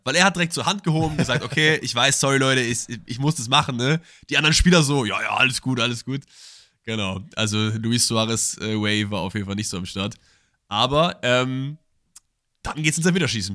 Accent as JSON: {"language": "German", "town": "Cologne", "region": "North Rhine-Westphalia", "country": "Germany", "said": "ich bin ja auch eigentlich Kölner"}